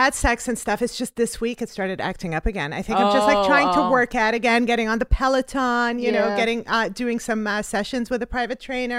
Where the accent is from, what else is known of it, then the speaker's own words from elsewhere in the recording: Montreal, Quebec, Canada; we're from Montreal.